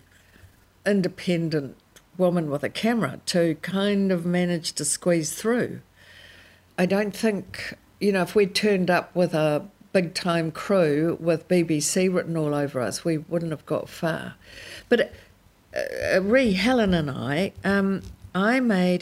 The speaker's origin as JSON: {"language": "English", "country": "New Zealand", "said": "being a Kiwi"}